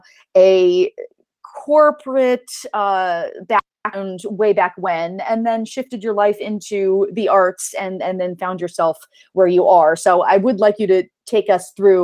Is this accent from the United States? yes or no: yes; California, United States; I grew up in California